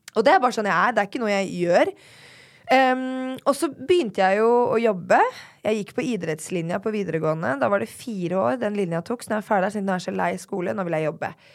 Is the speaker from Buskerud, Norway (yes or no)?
yes; Drammen, Buskerud, Norway; jeg er jo da født og oppvokst i Drammen.